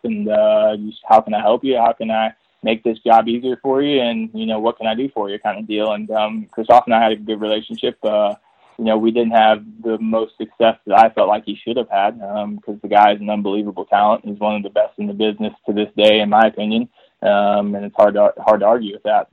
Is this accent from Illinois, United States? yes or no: no; Texas, United States; moved away; I'm originally from Texas